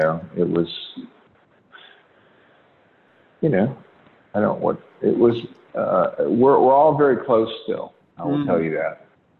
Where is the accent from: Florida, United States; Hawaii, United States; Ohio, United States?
Ohio, United States; Kettering; also born or lived in Pittsburgh, Pennsylvania; I was born in Pittsburgh, and I grew up in Kettering, which is part of Dayton.